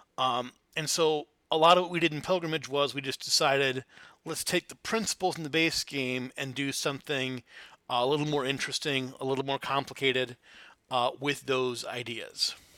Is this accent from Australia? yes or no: no; Flint, Michigan, United States; I grew up in Flint, Michigan